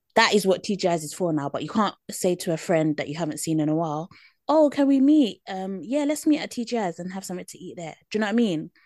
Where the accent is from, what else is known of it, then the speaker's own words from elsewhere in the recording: United Kingdom; accent: British; my British accent